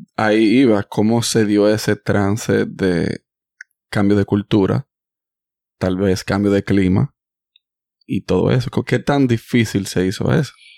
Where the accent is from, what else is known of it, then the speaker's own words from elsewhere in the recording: Dominican Republic; now in United States; Yo nací en Estados Unidos, pero yo soy dominicano porque yo me crié allá.